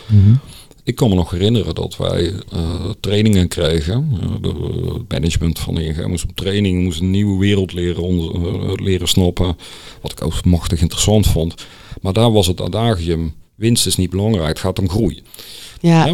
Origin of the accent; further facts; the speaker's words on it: Netherlands; als Nederlander